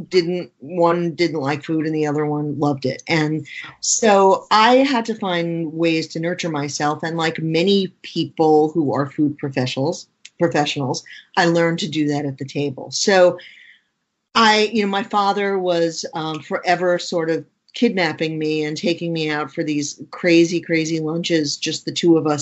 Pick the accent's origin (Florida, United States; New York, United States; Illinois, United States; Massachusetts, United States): New York, United States; New York City; I grew up in Queens, New York in the 1960s and 70s.